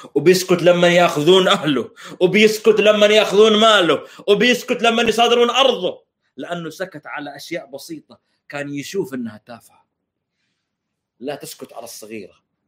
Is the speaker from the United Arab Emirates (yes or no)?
no; Saudi Arabia